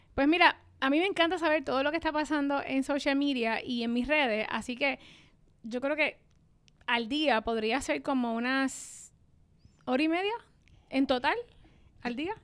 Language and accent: Spanish; Puerto Rico; se hace en mi isla, pero en esta islita de 100 por 35